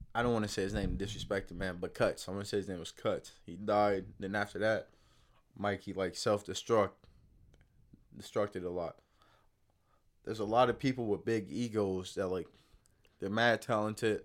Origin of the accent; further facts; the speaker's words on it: Palm Beach, Florida, United States; I'm from Palm Beach